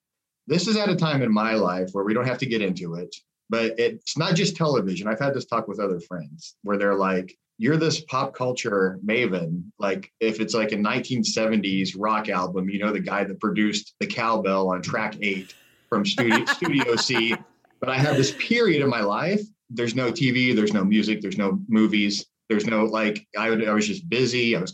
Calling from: Columbus, Ohio, United States; Columbus, Ohio.

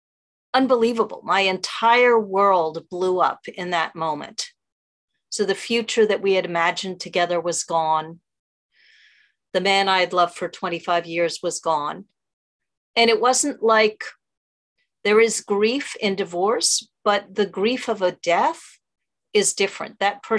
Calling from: New York City, New York, United States; From New York City, actually.

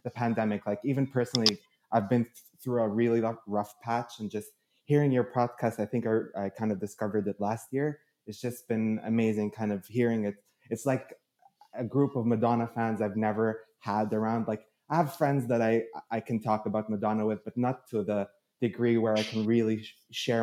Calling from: Burlington, Ontario, Canada; I'm calling in from Burlington. It's just in the greater Toronto area, so Canada

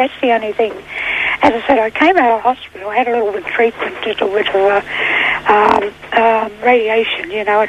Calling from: Sydney, New South Wales, Australia; I'm calling from Cherrybrook, over near Castle Hill

